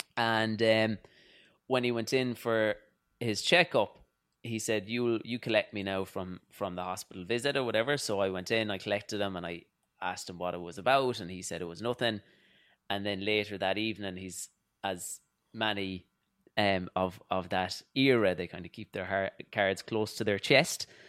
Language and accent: English; Louisburgh, Connacht, Ireland; moved away as an adult; now in New York, United States; I grew up in Louisbourg in Mayo, and it's a small village